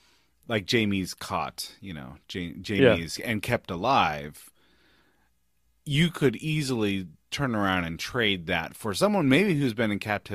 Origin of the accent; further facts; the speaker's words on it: San Francisco, California, United States; hometown of San Francisco.